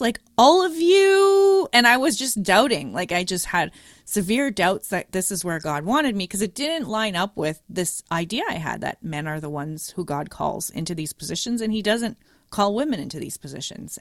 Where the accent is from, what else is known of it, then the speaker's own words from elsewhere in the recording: Montreal, Quebec, Canada; moved away; I am coming from Montreal. We finish in grade eleven, not grade twelve, as everywhere else in Canada and U S is twelve, but Quebec is weird